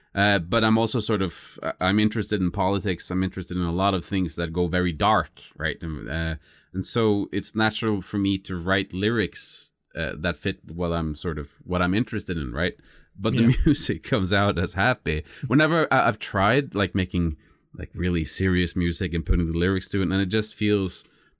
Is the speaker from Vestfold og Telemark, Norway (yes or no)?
no; Lindesnes, Agder, Norway; English is a second language; are being manufactured not far from where my hometown is, Lindesnes, actually.